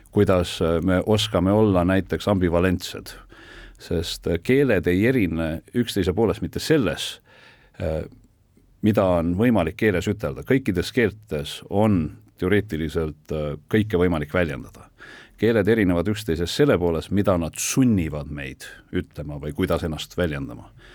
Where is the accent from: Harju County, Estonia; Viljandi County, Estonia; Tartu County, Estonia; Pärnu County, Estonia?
Tartu County, Estonia; Tartu; mina olen üles kasvanud Tartus, seal ka koolis käinud